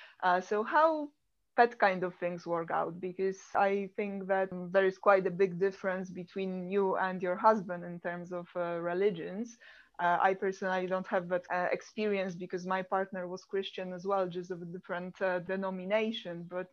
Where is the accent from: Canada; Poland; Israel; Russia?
Poland; moved away as an adult; also born or lived in Finland; I come from Poland and we are quite expressive there.